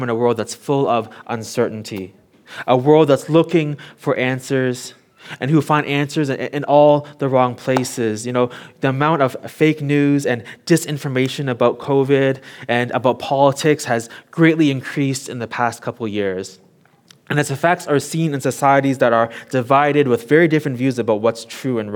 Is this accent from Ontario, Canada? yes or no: yes; Toronto, Ontario, Canada; now in Hong Kong; I grew up in Toronto, Canada